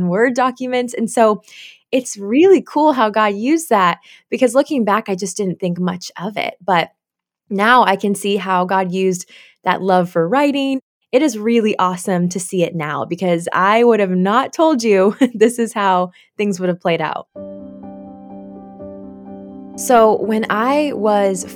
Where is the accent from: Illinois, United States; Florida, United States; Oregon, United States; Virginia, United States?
Oregon, United States; also born or lived in South Korea; I was actually adopted when I was really young from South Korea. My brother and I both were. We don't remember that because we were so young, but we were raised here in Oregon